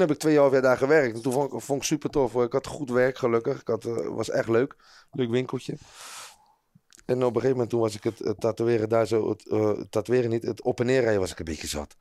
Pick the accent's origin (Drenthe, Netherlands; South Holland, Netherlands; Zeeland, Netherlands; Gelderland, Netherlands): South Holland, Netherlands; Rotterdam; ik voel me ook echt een Rotterdammer